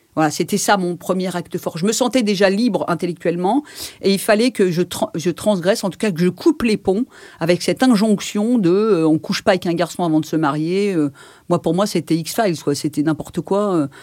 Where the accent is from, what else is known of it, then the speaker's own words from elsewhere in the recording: Villejuif, Île-de-France, France; je suis née à la Pitié et j'ai grandi là-bas